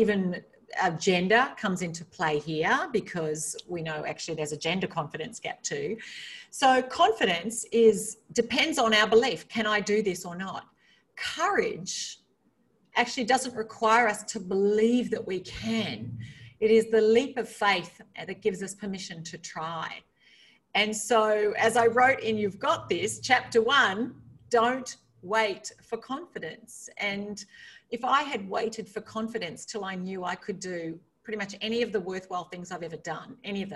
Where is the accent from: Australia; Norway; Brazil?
Australia; moved away as an adult; I grew up in a rural part of Australia.